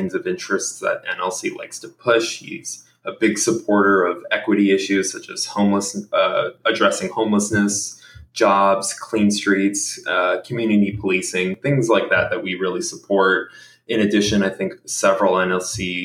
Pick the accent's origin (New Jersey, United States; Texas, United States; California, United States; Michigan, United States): Texas, United States; Houston; now in Los Angeles, United States; anyone else from Houston